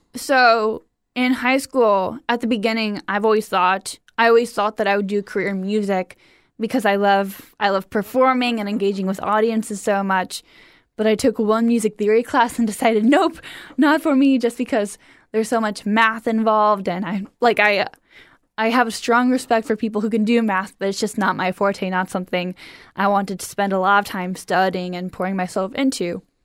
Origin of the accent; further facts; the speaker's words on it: Cleveland, Ohio, United States; moved away; I grew up in Cleveland, Ohio.